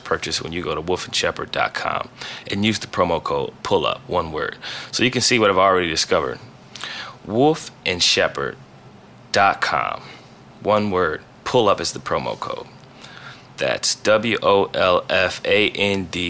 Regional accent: Ohio, United States; I'm from Ohio

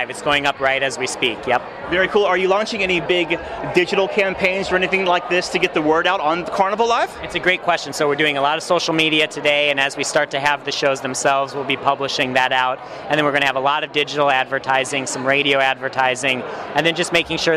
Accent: Minneapolis, Minnesota, United States; also born or lived in St. Louis / Texas; now in Miami, United States; originally from Minneapolis, Minneapolis, so this is pretty close to uh, what I grew up in, but I don't miss it living down in Miami these days.

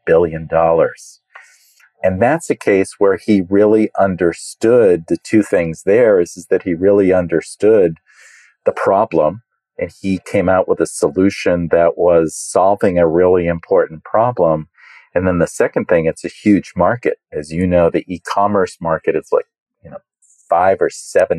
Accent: United States; being an American

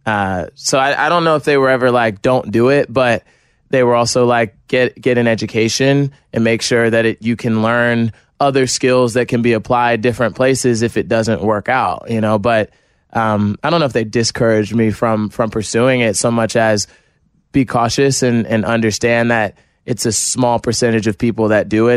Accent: New Jersey, United States

